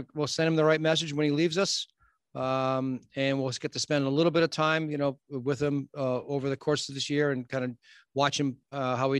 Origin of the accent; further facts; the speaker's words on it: Boston, Massachusetts, United States; moved away as an adult; also born or lived in Los Angeles; now in Philadelphia, United States; growing up in Boston